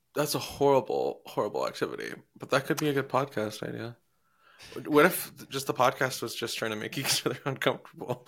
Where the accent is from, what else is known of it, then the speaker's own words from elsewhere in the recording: Iowa, United States; moved away; I'm from Iowa